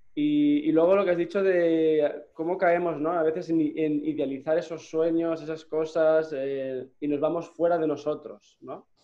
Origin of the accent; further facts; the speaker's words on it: Gandia, Valencian Community, Spain; moved away as an adult; also born or lived in Barcelona; Yo soy de Gandía